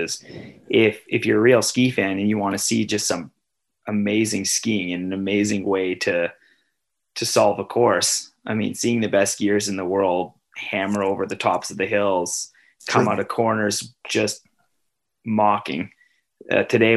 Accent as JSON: {"language": "English", "country": "Canada", "said": "I'm Canadian"}